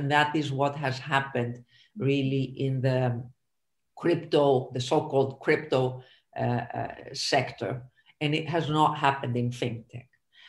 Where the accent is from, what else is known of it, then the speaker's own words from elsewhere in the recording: Greece; moved away as an adult; also born or lived in United States / New York / Canada; now in Switzerland; I'm Greek in origin. I grew up and studied in Greece, and then I continued my graduate studies in the US, a PhD in finance, and then a career on Wall Street in New York for about 10 years.